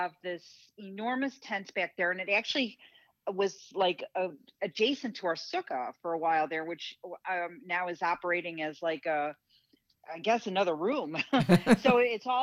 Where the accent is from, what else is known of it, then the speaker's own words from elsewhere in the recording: Midwest, United States; I'm a Midwesterner